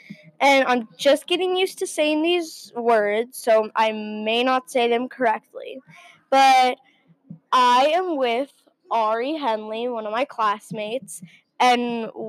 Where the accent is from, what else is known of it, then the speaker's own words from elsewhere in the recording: New Jersey, United States; now in Minnesota, United States; And that means they call … I'm from New Jersey.